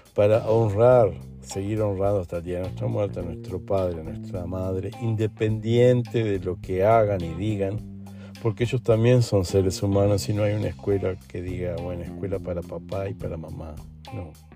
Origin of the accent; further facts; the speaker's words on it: Uruguay; also born or lived in Argentina / Brazil; now in Lisbon, Portugal; soy uruguayo, viví en Argentina un tiempito, después viví en Brasil unos cuantos años y ahora estoy aquí en Portugal.